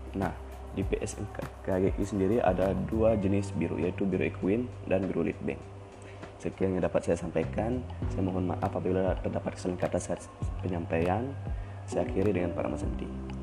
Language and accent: Indonesian; Wanasari village, Tanah Bumbu Regency, South Kalimantan, Indonesia; Asal saya berasal dari Sleman satu Blok D, Desa Wanasari, Kecamatan Sungai Kabupaten Tanah Bumbu